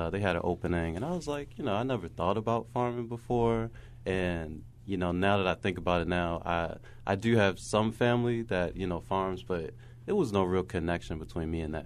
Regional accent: Baltimore, Maryland, United States; growing up in Baltimore, you see the stuff

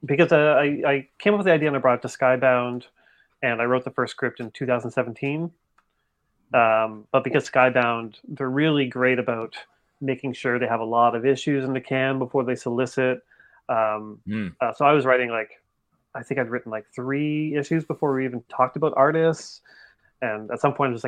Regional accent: Canada; I'm Canadian.

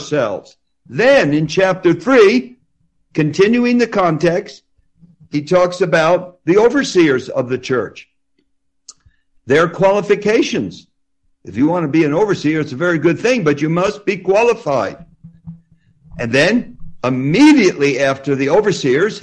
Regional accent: New Jersey, United States; I do talk fast because I'm from New Jersey. People in New Jersey talk very fast

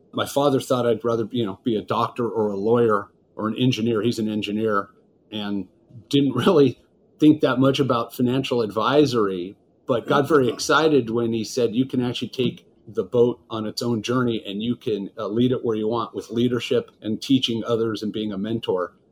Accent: Los Angeles, California, United States; Los Angeles, California, which is where I'm from

